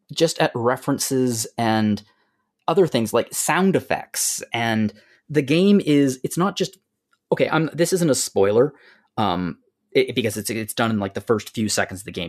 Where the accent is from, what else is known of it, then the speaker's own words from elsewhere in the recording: Canada; I'm, I'm Canadian